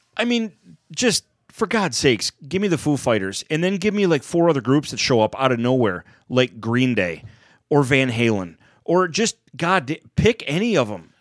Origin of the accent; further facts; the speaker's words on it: United States; I'm just an American.